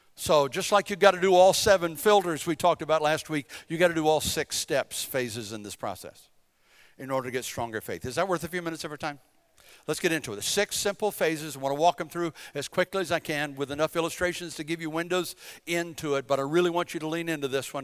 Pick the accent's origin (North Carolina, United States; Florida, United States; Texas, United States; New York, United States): North Carolina, United States; Bladen County, eastern; moved away as an adult; I'm from Bladen County. We're just country folk from eastern North Carolina